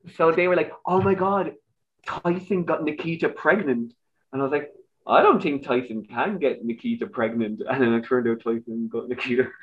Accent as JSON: {"language": "English", "town": "Dublin", "region": "Leinster", "country": "Ireland", "accent": "Irish", "moved": "as an adult", "lives_now": "Germany", "said": "I'm from Dublin"}